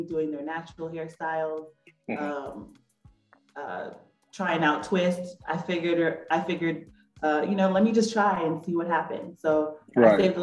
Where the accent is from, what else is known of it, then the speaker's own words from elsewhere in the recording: Silver Spring, Maryland, United States; I born and raised in Silver Spring, Maryland.